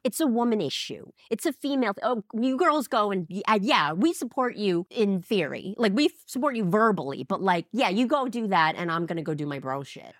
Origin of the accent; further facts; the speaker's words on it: New York City, New York, United States; now in Los Angeles, United States; I grew up in New York City and I moved to L